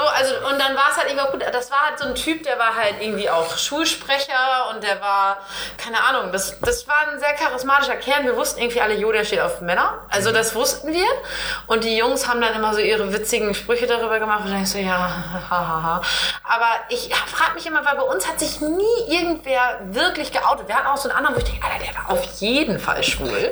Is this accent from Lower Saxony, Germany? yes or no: yes; East Frisia, Lower Saxony, Germany; in Ostfriesland, wo ich groß geworden bin